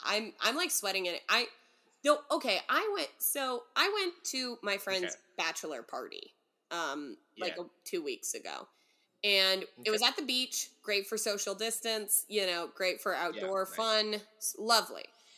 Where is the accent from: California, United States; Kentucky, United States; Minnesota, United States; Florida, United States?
California, United States; Northern; as a Californian, you don't grow up usually with AC if you're from Northern California.